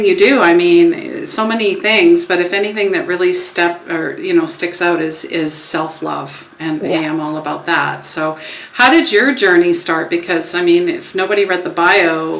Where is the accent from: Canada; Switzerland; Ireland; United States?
Canada; I'm possibly Canadian